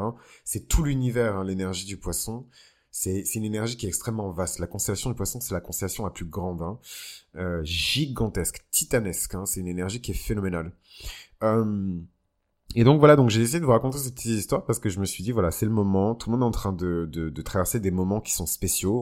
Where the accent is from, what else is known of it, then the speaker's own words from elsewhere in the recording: Benin; au Bénin, mon pays d'origine